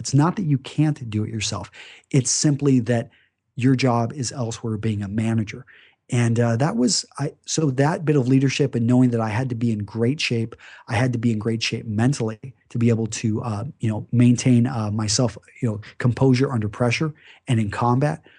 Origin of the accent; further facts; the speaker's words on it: Greenwood, Texas, United States; I grew up in West Texas, Midland, Texas, to be specific, uh, just a small town outside of there called Greenwood